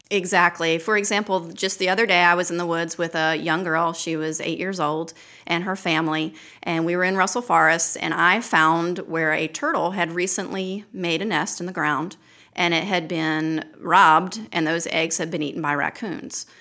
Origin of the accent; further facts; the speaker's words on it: Baltimore, Maryland, United States; also born or lived in Hooper's Island, Maryland; now in Lake Martin, Alabama, United States; I grew up in Baltimore City